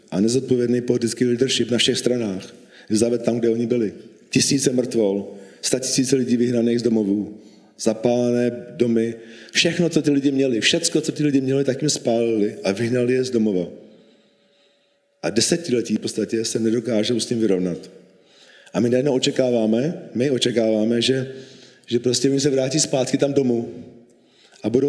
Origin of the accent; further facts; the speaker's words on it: Bohemia, Czechia; born there; protože můj otec byl Slovák a já jsem Čech, já jsem narodil v Čechách. Pro mě Československo bylo přirozeně, eh, přirozený stát, v kterém jsem vyrůstal.